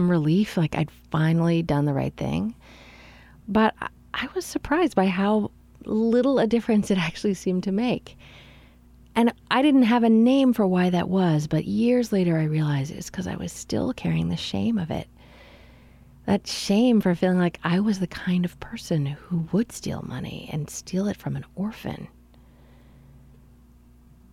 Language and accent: English; Canada; I grew up Anglican in Canada